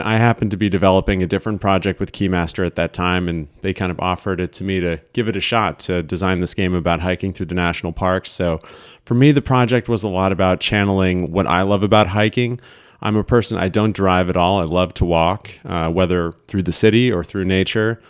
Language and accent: English; Burlington, Vermont, United States; moved away as an adult; also born or lived in Ohio; now in Philadelphia, United States; I was born in Ohio, but moved pretty early on to Vermont